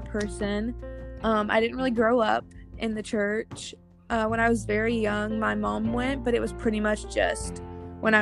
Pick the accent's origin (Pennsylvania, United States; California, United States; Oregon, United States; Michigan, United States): Michigan, United States; moved away; Michigan, my hometown